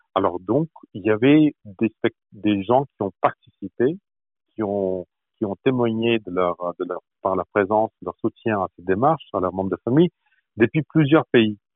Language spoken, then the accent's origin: French; France; moved away as an adult; now in Toronto, Canada; quand on est français, quand on représente la France, comme je le fais ici à Toronto